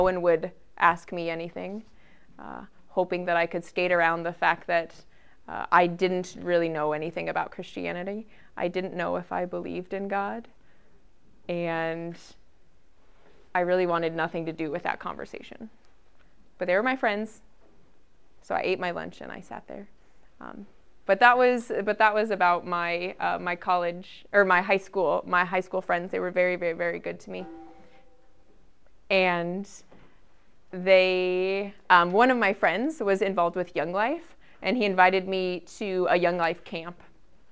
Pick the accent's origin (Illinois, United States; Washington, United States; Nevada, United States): Nevada, United States; Henderson; moved away as an adult; also born or lived in Lincoln, Nebraska; I moved from Henderson, that was my suburb of Las Vegas. I moved to Lincoln, Nebraska to go to the university.